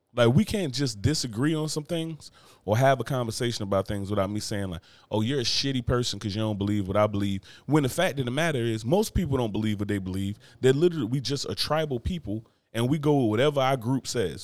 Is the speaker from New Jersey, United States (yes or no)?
yes; New Jersey, United States; moved away; my home state of New Jersey.